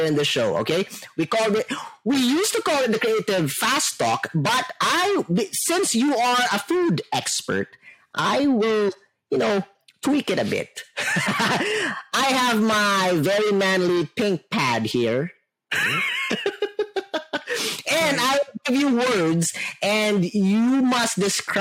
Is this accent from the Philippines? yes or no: yes; Philippines; I'm a Filipino